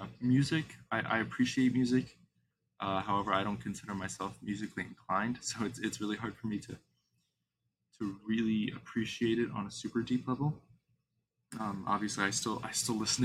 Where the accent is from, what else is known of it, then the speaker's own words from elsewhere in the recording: Midwest, United States; I'm from the Midwest